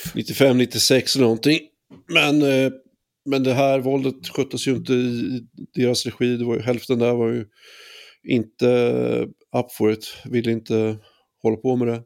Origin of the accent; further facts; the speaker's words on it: Västervik, Kalmar County, Sweden; Västervik på 90-talet, eh, där jag växte upp